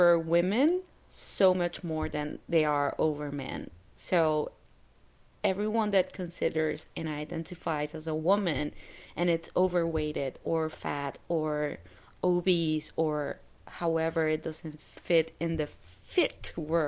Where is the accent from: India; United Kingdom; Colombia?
Colombia; moved away; I grew up in Colombia